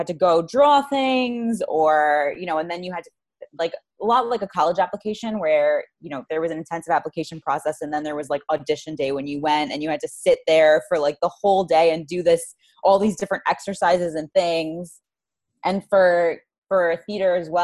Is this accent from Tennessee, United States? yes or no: no; New York City, New York, United States; also born or lived in Los Angeles; I'm in Queens, New York, born and raised.